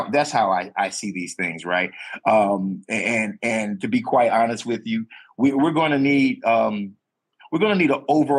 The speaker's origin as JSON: {"language": "English", "region": "the South", "country": "United States", "tie": "born or raised there", "said": "a black man that is born and raised in the South"}